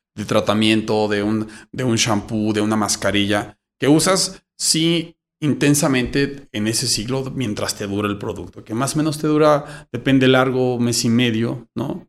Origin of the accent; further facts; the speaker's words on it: Mexico; somos muchos mexicanos que tenemos este tipo de cabello